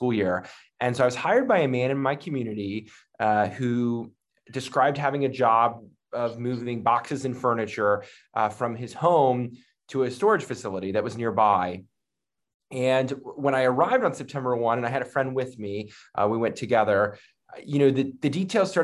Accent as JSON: {"language": "English", "region": "Northern Virginia", "country": "United States", "tie": "born or raised there", "said": "I am from the Northern Virginia area, born and raised. So I've been here, just outside of Washington, D.C. For most of my life."}